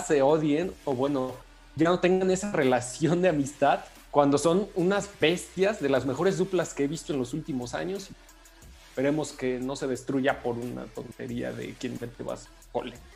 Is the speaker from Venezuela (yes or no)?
no; Mexico; nuestro compatriota